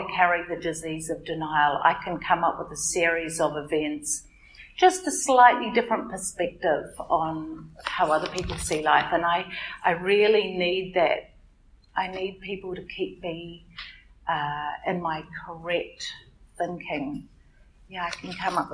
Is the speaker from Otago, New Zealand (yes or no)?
no; Auckland, New Zealand; I'm from Auckland